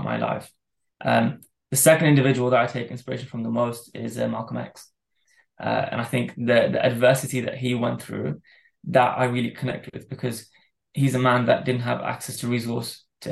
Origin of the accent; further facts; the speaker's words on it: Dubai, United Arab Emirates; I grew up in Dubai in a Muslim country